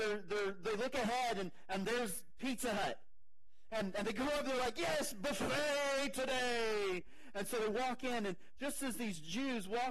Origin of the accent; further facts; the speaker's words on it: United States; we're American